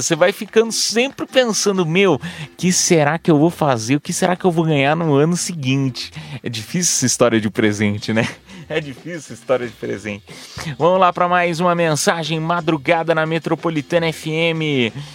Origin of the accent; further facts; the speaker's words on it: Piedade, São Paulo, Brazil; eu sou do interior de São Paulo, para quem não sabe, sou de, da cidade de Piedade, São Paulo.